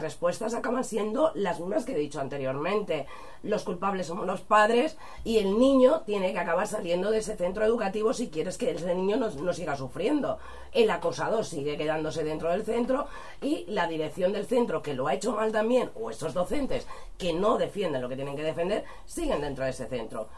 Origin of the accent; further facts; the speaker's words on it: Spain; nuestro país, a nuestras lenguas, a nuestras tradiciones